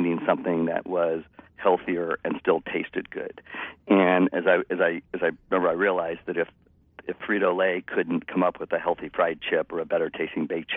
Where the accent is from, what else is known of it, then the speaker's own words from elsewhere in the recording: San Francisco Bay Area, California, United States; I'm a native of the Bay Area. So I grew up in the San Francisco Bay Area and never left